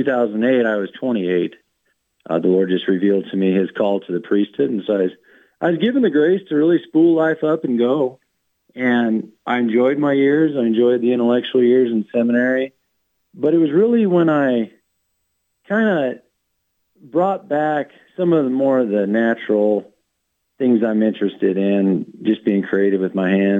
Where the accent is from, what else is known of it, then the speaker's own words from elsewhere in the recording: Wyoming, United States; also born or lived in Montana; I born and raised in Wyoming